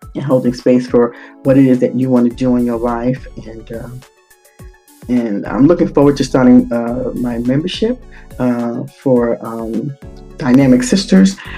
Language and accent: English; New York City, New York, United States; moved away; I'm a native New Yorker, and uh, I grew up in the Bronx, the South Bronx